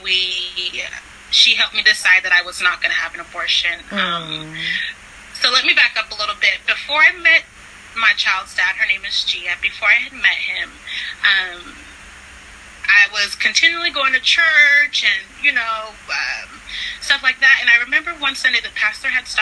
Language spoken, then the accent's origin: English; California, United States; moved away; also born or lived in Florida / Texas; I'm originally from California